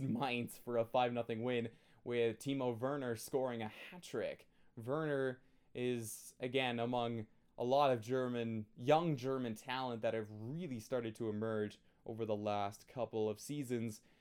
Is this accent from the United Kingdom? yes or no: no; Canada; I'm Canadian